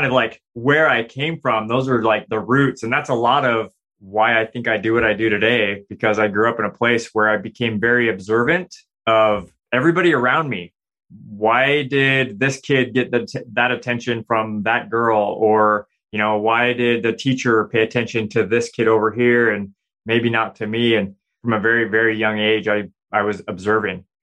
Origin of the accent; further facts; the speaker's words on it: Provo, Utah, United States; I grew up in Utah, Provo, Utah.